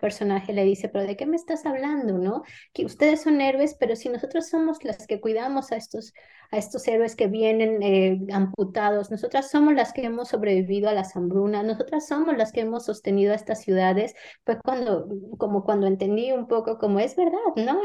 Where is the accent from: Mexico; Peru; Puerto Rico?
Mexico; first language Spanish; moved away as an adult; now in Madrid, Spain; mis modismos mexicanos